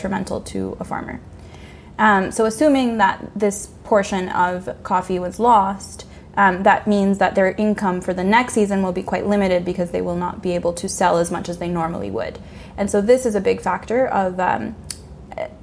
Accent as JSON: {"language": "English", "country": "Honduras", "moved": "yes", "said": "my home country, Honduras"}